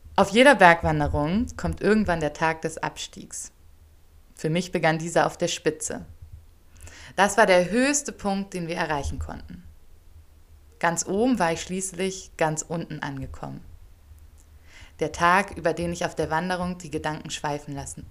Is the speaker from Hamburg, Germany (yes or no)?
yes; Hamburg, Germany; moved away as an adult; now in Ethiopia; in Hamburg, wo ich groß geworden bin